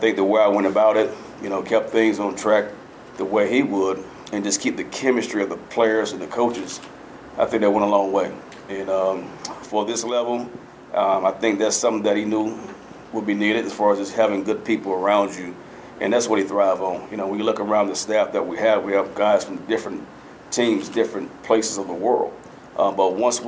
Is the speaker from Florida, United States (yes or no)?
yes; Miami, Florida, United States; now in Boulder, United States; I'm from Miami, Florida, went to Miami Northwestern.